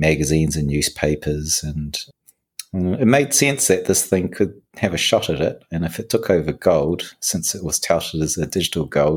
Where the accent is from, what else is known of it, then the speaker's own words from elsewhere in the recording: New Zealand; moved away; I was raised in New Zealand